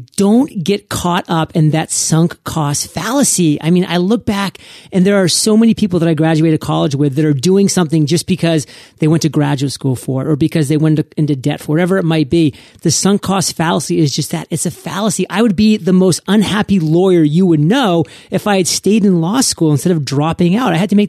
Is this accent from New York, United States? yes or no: no; Maine, United States; I'm a Maine boy, born and raised in New England, so die hard, have always been a New England Patriots fan.